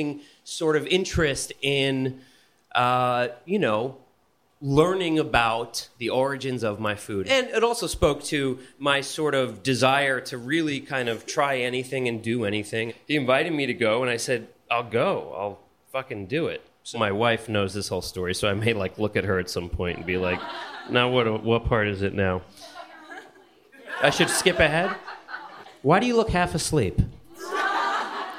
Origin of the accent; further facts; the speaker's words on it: Bergen County, New Jersey, United States; moved away; also born or lived in Los Angeles; I'm from New Jersey. I'm from Bergen County, from the tri-state area